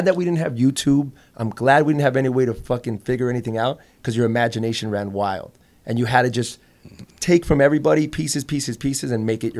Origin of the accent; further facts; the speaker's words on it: Los Angeles, California, United States; also born or lived in Las Vegas; I'm born and raised in LA.